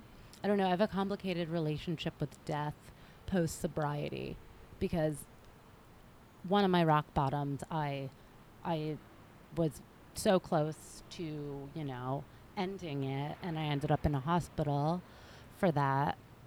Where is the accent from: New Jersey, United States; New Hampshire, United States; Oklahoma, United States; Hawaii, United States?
New Jersey, United States; Jersey Shore; I grew up on the Jersey Shore, and I loved going to the beach, even in the winter.